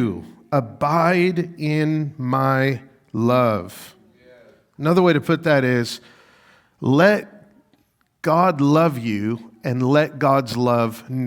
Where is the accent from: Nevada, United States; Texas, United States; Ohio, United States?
Nevada, United States; Las Vegas; moved away as an adult; now in Rochester, United States; I'm from Las Vegas